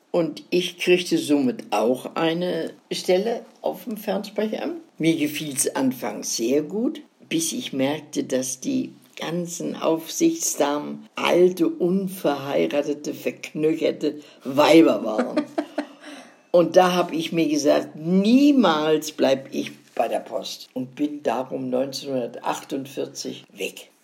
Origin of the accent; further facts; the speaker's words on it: Northern Germany, Germany; Als Norddeutsche gehst du ja, gerne wieder nach Norden.